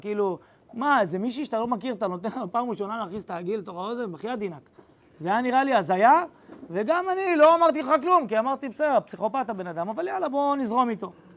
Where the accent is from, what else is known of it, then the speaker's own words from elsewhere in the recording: Ra'anana, Central District, Israel; נולדתי ברעננה